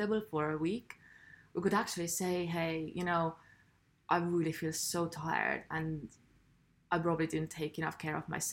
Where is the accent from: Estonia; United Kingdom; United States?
Estonia; I'm from Estonia, where we don't speak much. We're very quiet people.